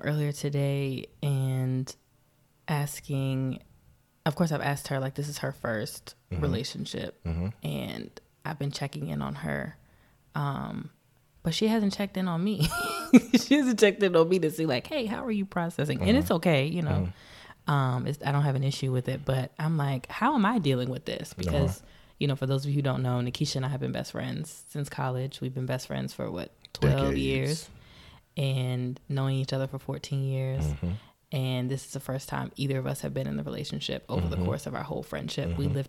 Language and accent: English; Metairie, Louisiana, United States; I was born in Metairie, Louisiana.